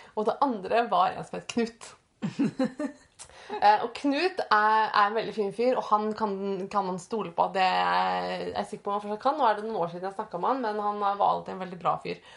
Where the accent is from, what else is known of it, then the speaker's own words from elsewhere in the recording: Østfold, Norway; jeg, jeg vokste opp i Østfold